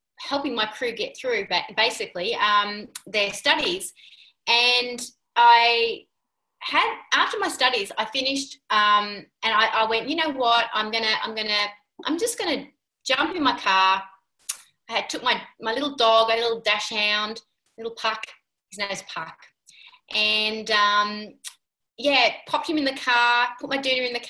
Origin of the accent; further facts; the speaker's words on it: Sydney, New South Wales, Australia; moved away as an adult; I was born in Sydney too